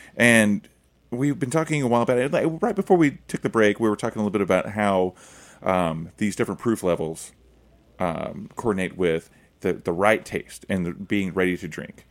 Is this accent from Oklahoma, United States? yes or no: yes; Oklahoma, United States; I'm from Oklahoma